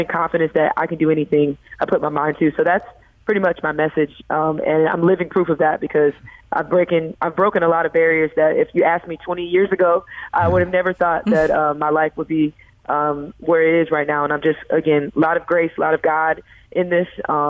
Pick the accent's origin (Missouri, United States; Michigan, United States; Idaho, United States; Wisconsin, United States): Missouri, United States; St. Louis; moved away; my hometown